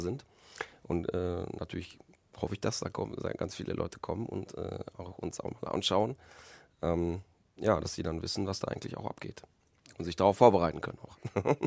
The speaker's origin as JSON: {"language": "German", "town": "Recklinghausen", "region": "North Rhine-Westphalia", "country": "Germany", "tie": "born or raised there", "also_born_or_lived": "Poland", "said": "ich habe hier meine, meine Kindheit, meine halbe Kindheit und meine, meine Jugend und verbracht in Recklinghausen"}